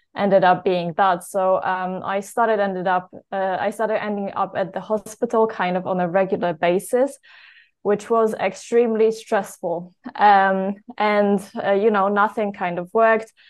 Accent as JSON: {"language": "English", "country": "Poland", "also_born_or_lived": "United Kingdom", "said": "I am from Poland originally."}